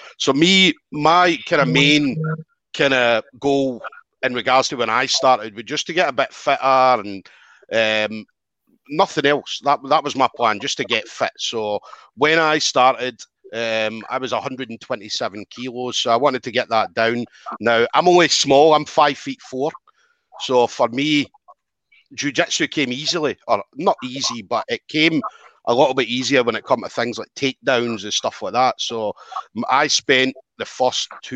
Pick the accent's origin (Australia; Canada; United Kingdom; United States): United Kingdom; Dundee, Scotland; Where I was brought up in Dundee, so and the area I was brought up in was a bit of a rough area.